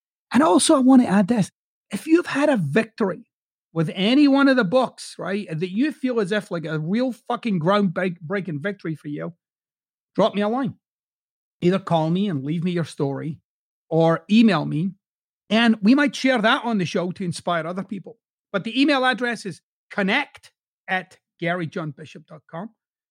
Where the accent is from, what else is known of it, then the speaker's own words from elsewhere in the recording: Glasgow, Scotland, United Kingdom; accent: Glaswegian; if I spoke the way that I typically would speak in my hometown of Glasgow, I wouldn't have a podcast anywhere but Glasgow